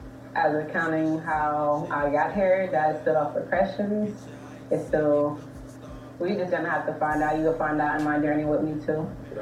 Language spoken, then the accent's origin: English; Detroit, Michigan, United States; I was raised in Detroit. That's pretty much all I know. It's Detroit.